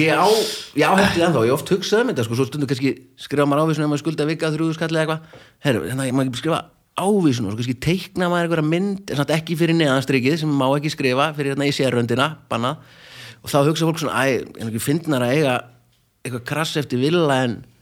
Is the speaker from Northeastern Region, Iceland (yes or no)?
yes; Akureyri, Northeastern Region, Iceland; þegar ég var ungur á Akureyri